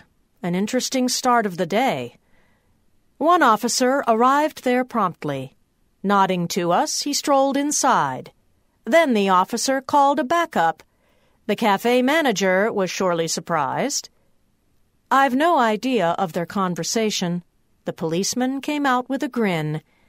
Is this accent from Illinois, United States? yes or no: yes; Wheaton, Illinois, United States; There was no such class in my hometown of Wheaton, Illinois, and I remember being picked up by a large station wagon that made the rounds of the other suburbs and picked up students to attend classes in Villa Park, Illinois.